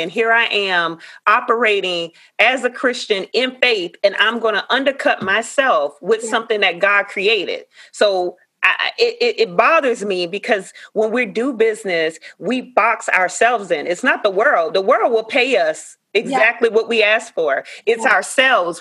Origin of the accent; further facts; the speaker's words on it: Savannah, Georgia, United States; Savannah, Georgia, my hometown